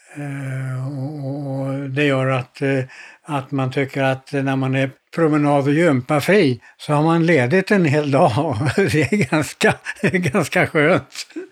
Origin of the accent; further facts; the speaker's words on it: Stockholm, Stockholm County, Sweden; moved away; also born or lived in Malmö; På Karlavägen 64 i eh, Stockholm